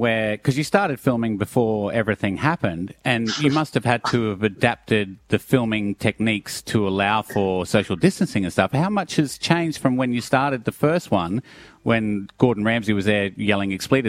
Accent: Glasgow, Scotland, United Kingdom; born there; Jock, I'm Scottish as well. I was born in Glasgow

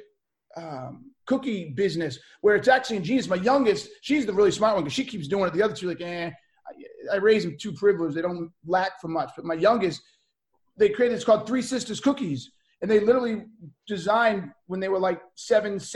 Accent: Boston, Massachusetts, United States; I grew up in Boston. It's the best way to put it. Kind of bounced all over.

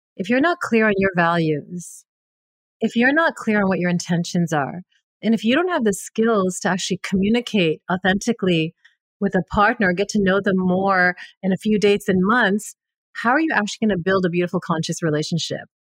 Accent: Canada; I'm a Punjabi, but born and raised in Canada

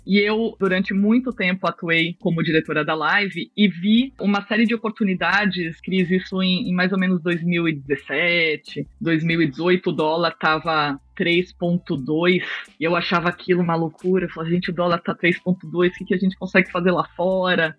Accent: São Paulo, Brazil; na infância, eu morava em prédio. É, eu sou de São Paulo e eu morava num prédio na zona sul de São Paulo

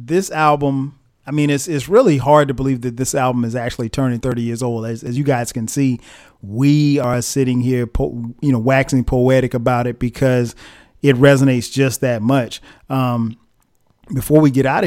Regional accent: Florence, South Carolina, United States; moved away; Ray's Record Shop in Florence, South Carolina, my hometown

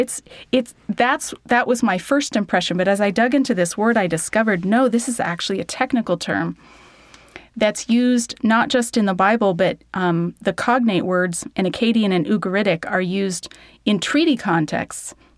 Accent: Denver, Colorado, United States; moved away as an adult; now in Alberta, Canada; I grew up in Denver, Colorado

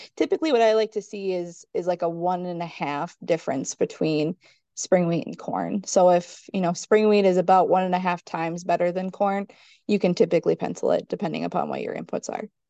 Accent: Minnesota, United States; also born or lived in South Central North Dakota; now in North Dakota, United States; originally I'm from Minnesota

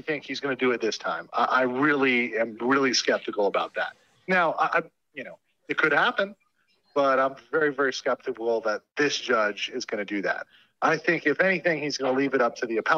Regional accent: Florida, United States; my home state of Florida

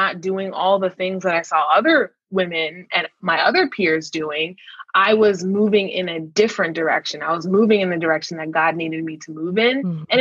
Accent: Minnesota, United States; I grew up in Minnesota

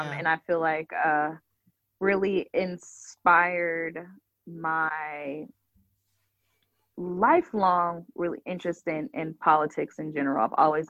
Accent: California, United States; You know, I'm from California, so you know that's our old governor.

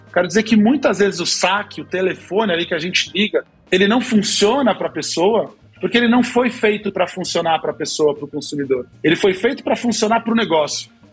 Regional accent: Brazil; a gente é latino, a gente é brasileiro

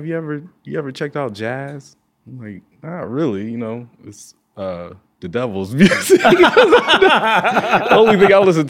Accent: Zanesville, Ohio, United States; now in Akron, United States; Oh, yeah, that's important. Zanesville

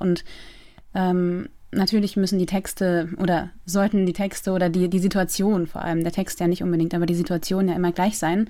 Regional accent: Eckernförde, Schleswig-Holstein, Germany; moved away as an adult; also born or lived in Loose, near Eckernförde / Rostock; now in Berlin, Germany; ich bin in Eckernförde aufgewachsen. Also geboren bin ich in Lose in der Nähe von Eckernförde

